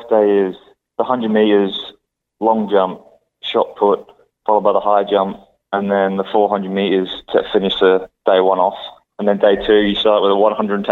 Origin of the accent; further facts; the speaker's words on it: Gold Coast, Queensland, Australia; moved away as an adult; also born or lived in United States; now in United Kingdom; I grew up on the Gold Coast